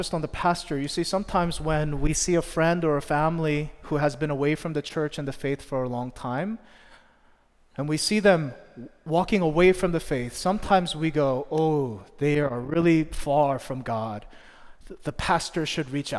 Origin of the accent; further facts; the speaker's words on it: Philadelphia, Pennsylvania, United States; moved away as an adult; also born or lived in New Jersey; I'm from Philly